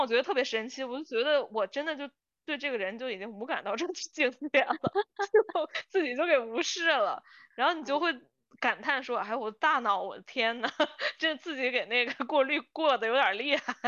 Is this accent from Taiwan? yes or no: no; China; 像我们就是从小长大，其实虽然身在中国